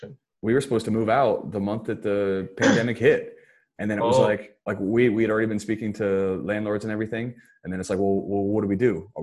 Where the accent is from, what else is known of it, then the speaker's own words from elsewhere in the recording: United States; now in Singapore; I'm an American. I moved out when I was 17. Here I am at 30 years old living with my wife's parents.